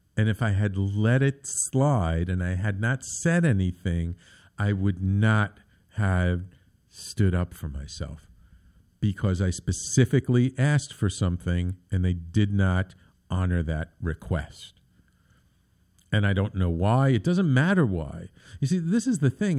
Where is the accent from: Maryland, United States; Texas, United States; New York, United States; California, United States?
New York, United States; New York City; when I was a little kid, um, growing up in the Bronx